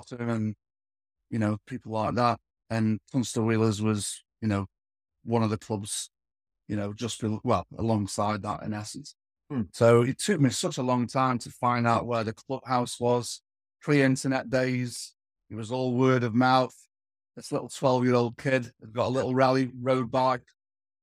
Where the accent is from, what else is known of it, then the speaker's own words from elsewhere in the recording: Stoke-on-Trent, West Midlands, United Kingdom; I was born in Stoke-on-Trent